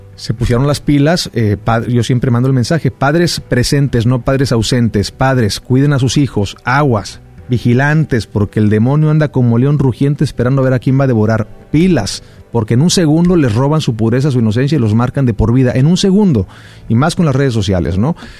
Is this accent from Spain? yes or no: no; Xicoténcatl, Tamaulipas, Mexico; moved away as an adult; also born or lived in Ciudad Mante, Tamaulipas / Mexico City / Miami / Los Angeles; Yo nací en Ciudad Mante, Tamaulipas, crecí en Jico, en Jicotencal, Tamaulipas